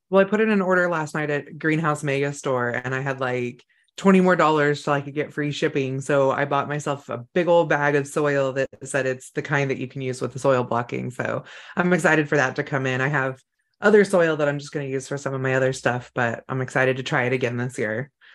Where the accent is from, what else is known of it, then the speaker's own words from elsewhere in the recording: California, United States; I grew up in California